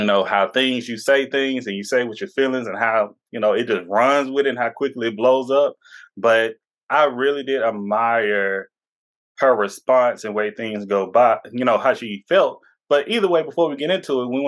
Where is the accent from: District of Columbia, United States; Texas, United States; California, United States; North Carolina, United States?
Texas, United States; Tyler; I'm from a small town myself, a small city, we can say now